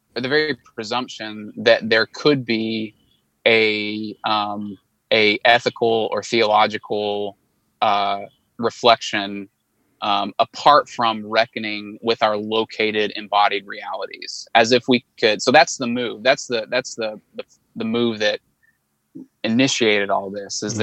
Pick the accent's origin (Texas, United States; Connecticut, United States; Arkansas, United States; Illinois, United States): Arkansas, United States; also born or lived in Chicago, United States / Little Rock, United States; I'm from Arkansas. Um, was born and raised in Arkansas